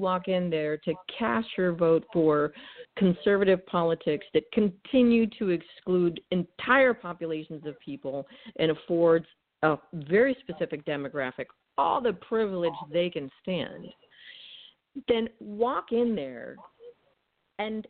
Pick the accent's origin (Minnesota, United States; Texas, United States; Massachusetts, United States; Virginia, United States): Massachusetts, United States; moved away; I'm originally from Massachusetts, so sarcasm is my native language